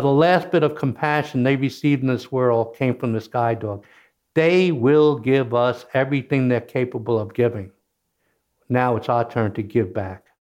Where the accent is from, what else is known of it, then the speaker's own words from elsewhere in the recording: Kentucky, United States; moved away as an adult; also born or lived in New York; I was born in Kentucky, grew up working on a farm